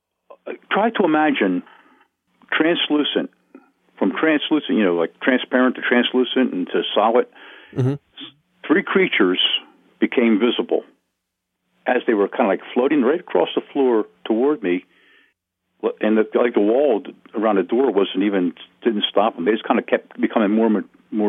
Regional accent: Wilmington, Delaware, United States; also born or lived in Smyrna, Delaware; I was born in St. Francis Hospital in Wilmington, Delaware

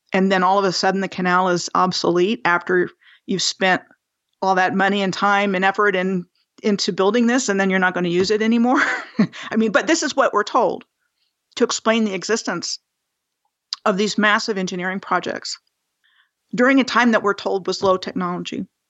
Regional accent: Rockville, Maryland, United States; moved away as an adult; also born or lived in Bethesda, Maryland / Gaithersburg, Maryland; I was born in July of nineteen sixty-three in Bethesda, Maryland, and I grew up in Mar-, Montgomery County, Maryland, uh, first in Gaithersburg and then in Rockville

